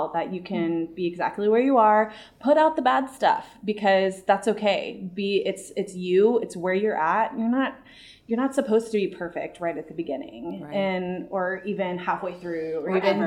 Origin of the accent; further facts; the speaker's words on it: San Antonio, Texas, United States; also born or lived in Columbia, Missouri / Denver; now in St. Louis, United States; I'm from San Antonio and, I love my hometown